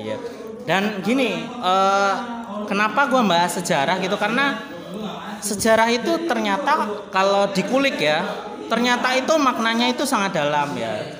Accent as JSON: {"language": "Indonesian", "town": "Yogyakarta", "region": "Special Region of Yogyakarta", "country": "Indonesia", "tie": "born or raised there", "said": "saya asli dari Yogyakarta."}